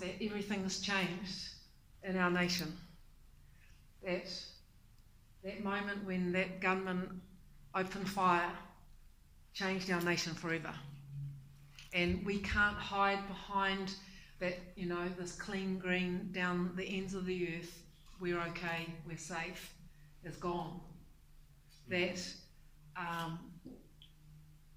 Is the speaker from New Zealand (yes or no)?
yes; Taranaki, New Zealand; now in Tauranga, New Zealand; I'm originally from Taranaki. But I currently live in Tauranga Moana